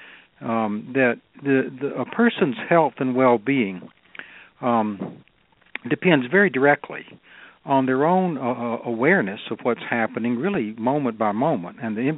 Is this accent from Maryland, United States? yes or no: no; North Carolina, United States; also born or lived in Southern California; I was born and raised here in North Carolina